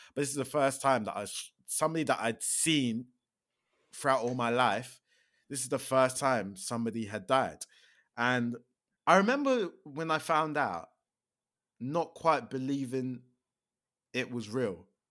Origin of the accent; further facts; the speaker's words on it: Milton Keynes, South East England, United Kingdom; also born or lived in London; I grew up in Milton Keynes, uh, but I was actually born in London, but I have zero recollection of growing up in London. Like, I think we moved to Milton Keynes when I was, like, two.